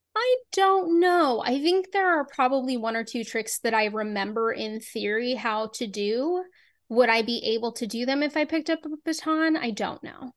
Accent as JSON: {"language": "English", "town": "Boston", "region": "Massachusetts", "country": "United States", "tie": "born or raised there", "said": "I grew up in Boston"}